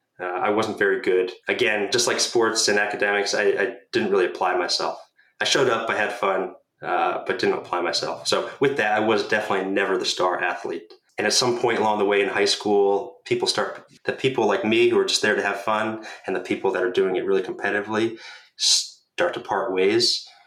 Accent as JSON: {"language": "English", "region": "Northeast", "country": "United States", "tie": "born or raised there", "said": "Growing up in the Northeast in a suburban middle-class town, I had about as normal, stereotypical life you could expect."}